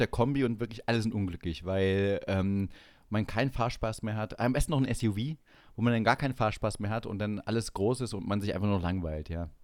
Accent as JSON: {"language": "German", "region": "Saxony-Anhalt", "country": "Germany", "moved": "yes", "lives_now": "Munich, Germany", "said": "ich auch aus, selber aus Sachsen-Anhalt komme und nicht ohne Grund in München lebe"}